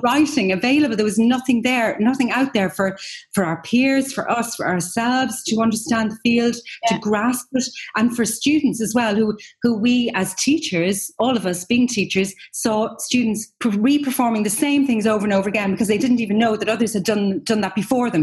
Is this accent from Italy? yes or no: no; Ireland; as Irish people